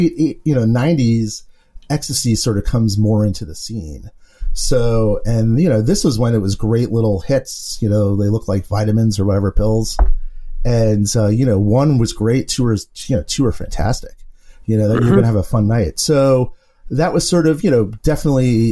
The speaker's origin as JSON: {"language": "English", "town": "New York City", "region": "New York", "country": "United States", "tie": "born or raised there", "said": "I grew up in the Bronx"}